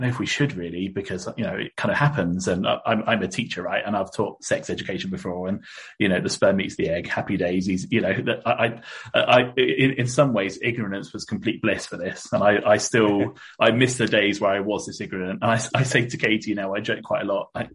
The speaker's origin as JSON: {"language": "English", "town": "Reading", "region": "South East England", "country": "United Kingdom", "tie": "born or raised there", "said": "I was born in Reading, which is kind of down south, just east of London"}